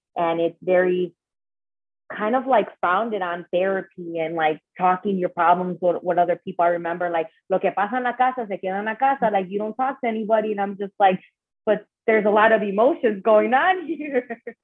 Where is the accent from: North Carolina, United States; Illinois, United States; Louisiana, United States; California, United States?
Illinois, United States; Chicago; moved away as an adult; now in Los Angeles, United States; I am born and raised in Chicago, Illinois, de padres Latinos